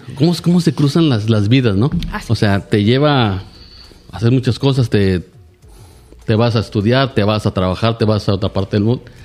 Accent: Reynosa, Tamaulipas, Mexico; yo soy de Reynosa y aquí he estado, aquí he estudiado, aquí he trabajado

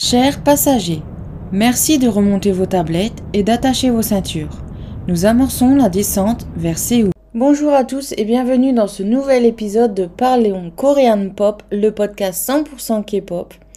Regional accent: the North, Nord, France; accent: Nord; mon accent du Nord

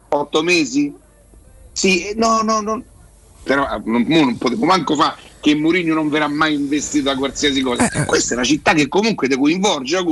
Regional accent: Rome, Lazio, Italy; io so da Roma

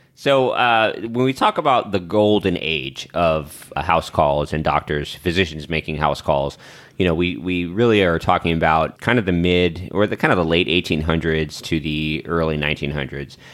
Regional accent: the South, United States; we're black people from the South.

